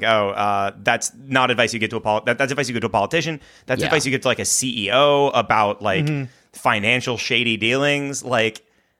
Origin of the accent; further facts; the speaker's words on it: Hawaii, United States; I grew up in Hawaii, technically.